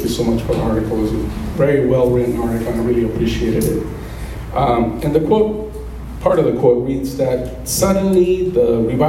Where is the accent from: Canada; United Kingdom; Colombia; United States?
Colombia; moved away; growing up as a child are spending time with my mom and my dad when we were all together in my hometown of Colombia